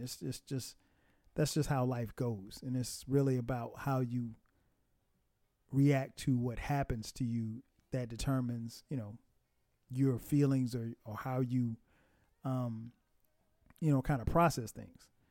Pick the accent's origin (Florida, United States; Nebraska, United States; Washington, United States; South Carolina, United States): South Carolina, United States; Florence; where I grew up in South Carolina, in Florence, South Carolina